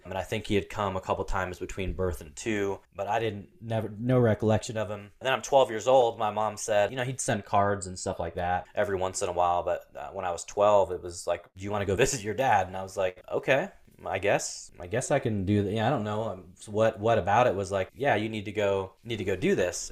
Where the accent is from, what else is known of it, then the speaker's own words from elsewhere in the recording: Portland, Oregon, United States; I'm this poor kid growing up in Portland